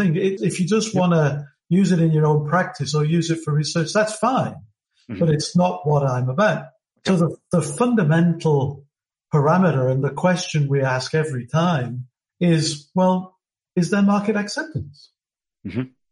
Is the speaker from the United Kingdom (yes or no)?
yes; United Kingdom; now in Melbourne, Australia; as you can tell from my accent, I'm originally from Britain.